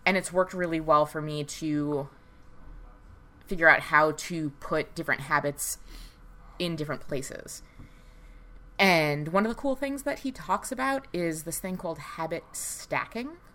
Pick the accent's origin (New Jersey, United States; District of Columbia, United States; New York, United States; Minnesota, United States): New York, United States; New York City; accent: Staten Island; moved away